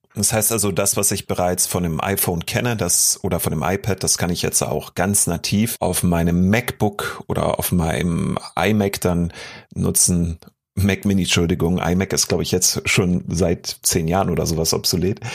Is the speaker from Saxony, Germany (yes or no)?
no; Berlin, Germany; als Berliner